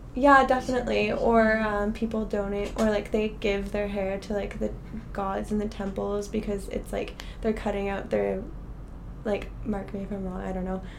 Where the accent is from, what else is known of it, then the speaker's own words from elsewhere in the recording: Ottawa, Ontario, Canada; moved away as an adult; also born or lived in Alberta; now in Vancouver, Canada; I am originally from Ottawa, okay. Ontario.